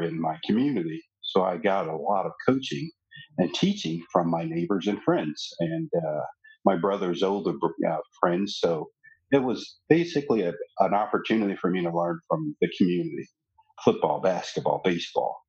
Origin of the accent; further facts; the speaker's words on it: Shreveport, Louisiana, United States; now in Dallas, United States; As a kid growing up there